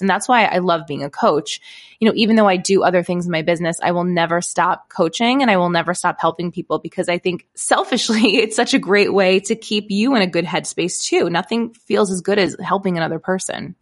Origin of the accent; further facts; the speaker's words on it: Brooklyn, New York, United States; also born or lived in East Village, Manhattan; I grew up in Brooklyn, New York